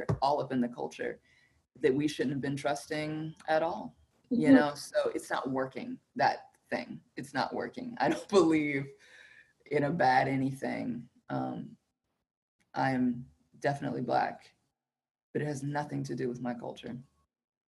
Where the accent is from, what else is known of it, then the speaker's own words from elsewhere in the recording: Alabama, United States; moved away; also born or lived in West Coast; I grew up in the South. I grew up in Alabama.